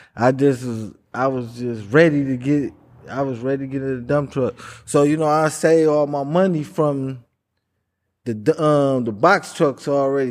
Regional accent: Milwaukee, Wisconsin, United States; Born and raised in Milwaukee.

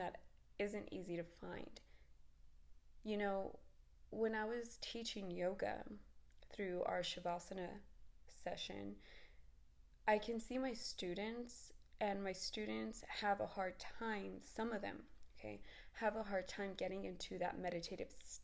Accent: Texas, United States; I'm from Texas

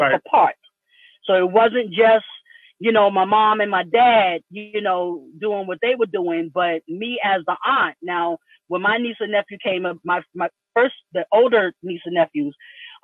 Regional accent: New York, United States; I'm from New York, grew up in the suburbs

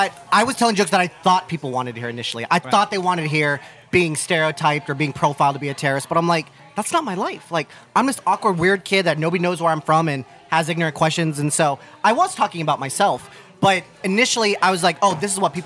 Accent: Ohio, United States; now in New York City, United States; I'm a kid from Ohio.

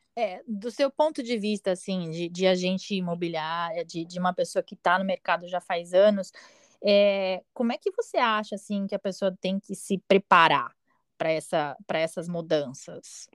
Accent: Brazil; moved away; a gente é brasileiro

